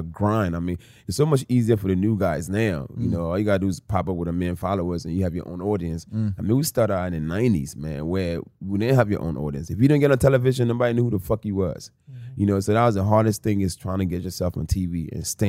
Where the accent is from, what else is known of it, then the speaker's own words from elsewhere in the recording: Philadelphia, Pennsylvania, United States; also born or lived in Newark, New Jersey / Africa; I was raised in Philadelphia